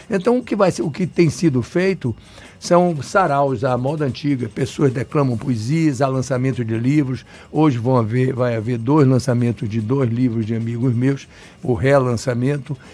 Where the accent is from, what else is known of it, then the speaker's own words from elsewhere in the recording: Salvador, Bahia, Brazil; eu sou nascido e criado aqui em Salvador, chamado Baiano da Gema.